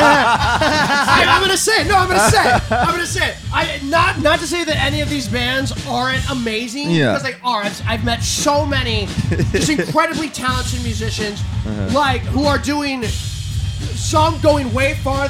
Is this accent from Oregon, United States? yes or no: no; New Orleans, Louisiana, United States; So we're from New Orleans, right?